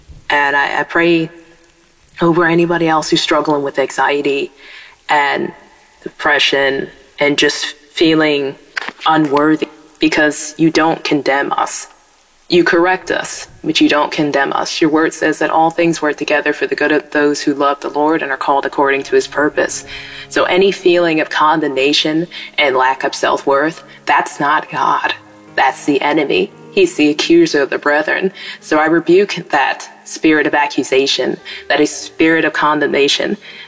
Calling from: Pennsylvania, United States; I'm calling from Pennsylvania.

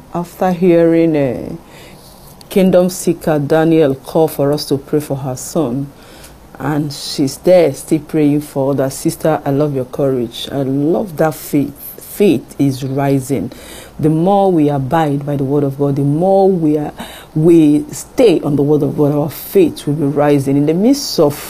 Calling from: France; I'm calling from France.

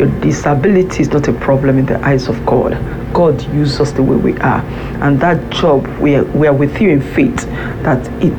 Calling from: France; I'm calling in from France.

